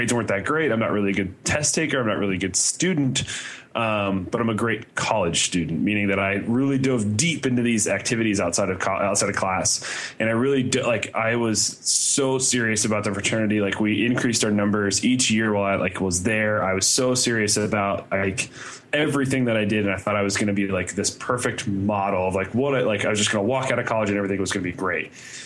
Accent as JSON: {"language": "English", "region": "Indiana", "country": "United States", "tie": "born or raised there", "also_born_or_lived": "Athens, Ohio", "moved": "as an adult", "said": "I grew up in Indiana, but I went to school in Ohio."}